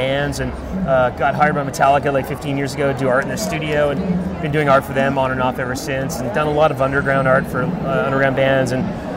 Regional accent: Ottawa, Ontario, Canada; now in United States; I grew up in Ottawa, Canada.

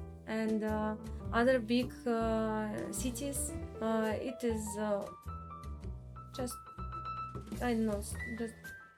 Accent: Yekaterinburg, Sverdlovsk Oblast, Russia; English is a second language; I'm from Yekaterinburg. I was born there

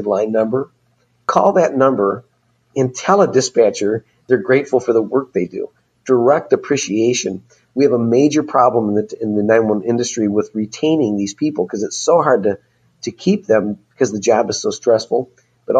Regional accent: Michigan, United States; Michigan happens to be my home state

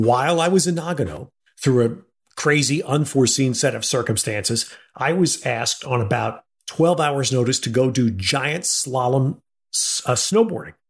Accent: New York City, New York, United States; I was born and raised in and around New York City

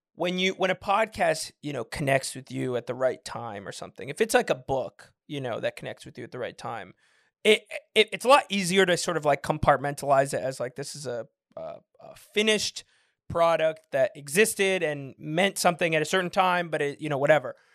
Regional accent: San Francisco, California, United States; moved away; also born or lived in Michigan; I'm from San Francisco

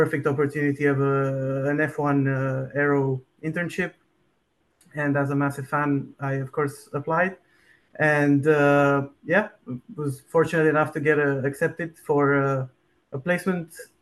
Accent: Bucharest, Romania; moved away as an adult; now in Delft, Netherlands; I'm born and raised in Bucharest, Romania, but I went to study in the Netherlands aerospace engineering

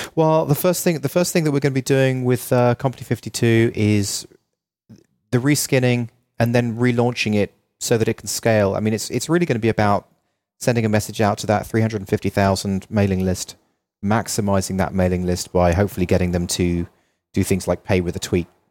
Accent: London, United Kingdom; now in Los Angeles, United States; I'm from London

